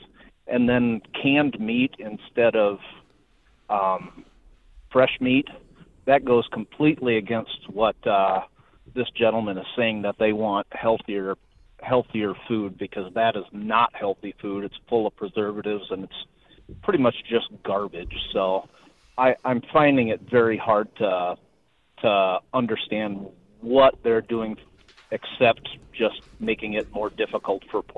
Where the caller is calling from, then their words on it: Slater, Iowa, United States; I'm calling from Slater.